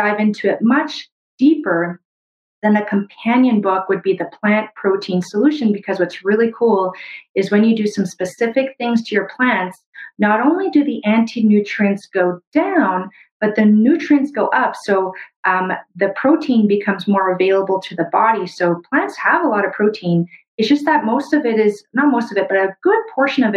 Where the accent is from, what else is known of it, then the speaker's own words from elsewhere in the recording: Brazil; moved away; also born or lived in Canada; where I was born in Brazil